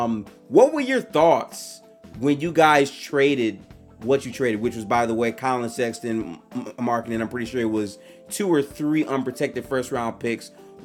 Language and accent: English; Detroit, Michigan, United States; For me personally, I'm from Detroit